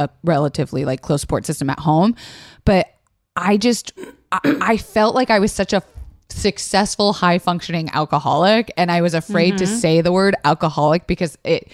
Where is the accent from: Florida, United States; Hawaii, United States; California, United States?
Florida, United States; growing up in Florida